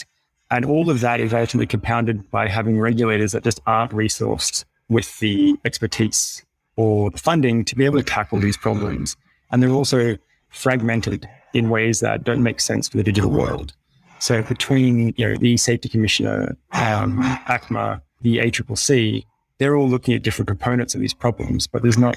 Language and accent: English; Australia; ourselves being Australian